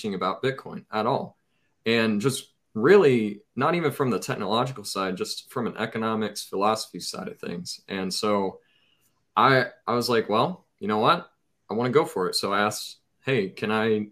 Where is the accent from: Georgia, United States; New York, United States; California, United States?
Georgia, United States; Cartersville; moved away as an adult; now in South Dakota, United States; I grew up in Cartersville, Georgia. My entire life until I went to Dakota State University